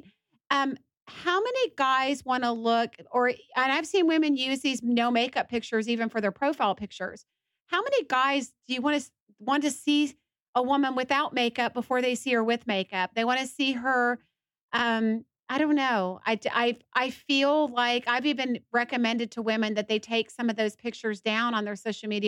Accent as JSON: {"language": "English", "town": "Atlanta", "region": "Georgia", "country": "United States", "tie": "born or raised there", "said": "I was raised in Atlanta mainly, but a big metropolitan city"}